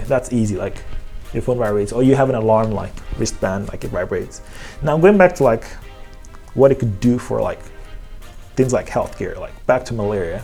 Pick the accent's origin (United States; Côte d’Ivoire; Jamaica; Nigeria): Nigeria; Lagos; I'm from Nigeria